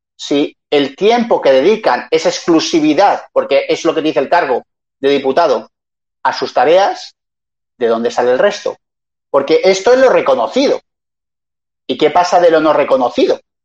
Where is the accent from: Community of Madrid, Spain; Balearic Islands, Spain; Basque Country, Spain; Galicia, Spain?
Community of Madrid, Spain; yo soy madrileño